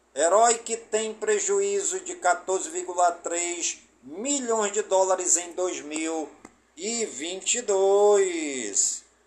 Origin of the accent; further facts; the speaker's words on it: Careiro da Várzea, Amazonas, Brazil; now in Manaus, Brazil; em todas as comunidades do Careiro, da Vaz, minha cidade natal